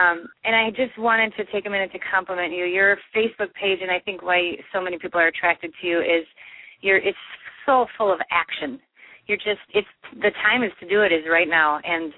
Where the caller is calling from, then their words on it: Mankato, Minnesota, United States; I'm calling from Mankato, Minnesota.